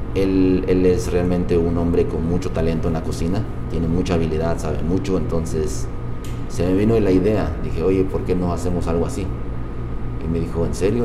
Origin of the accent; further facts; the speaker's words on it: Nezahualcóyotl, State of Mexico, Mexico; moved away as an adult; now in Utah, United States; yo ah, nací en la ciudad de Zahualcoyo, Estado de México. Tengo ya 16 años aquí en el estado de Utah.